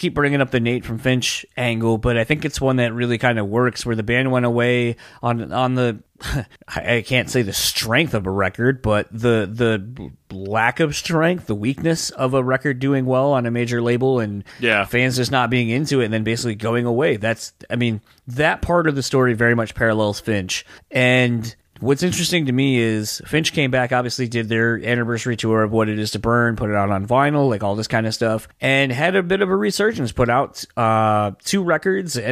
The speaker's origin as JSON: {"language": "English", "region": "East Coast", "country": "United States", "tie": "born or raised there", "said": "Philly was only a couple, like an hour or so away."}